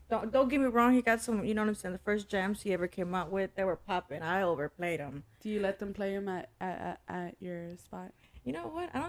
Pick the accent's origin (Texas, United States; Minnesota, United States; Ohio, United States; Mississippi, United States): Texas, United States; Dallas; East Dallas, Pleasant Grove area.